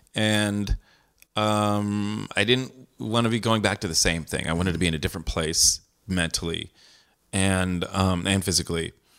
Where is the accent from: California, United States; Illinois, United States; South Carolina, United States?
California, United States; San Jose; I grew up in San Jose, California.